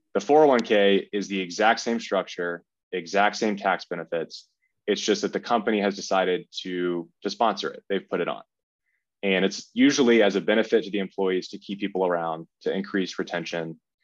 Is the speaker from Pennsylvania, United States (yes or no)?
no; Kennesaw, Georgia, United States; I'm from Kennesaw, Georgia, which is about an hour north of Atlanta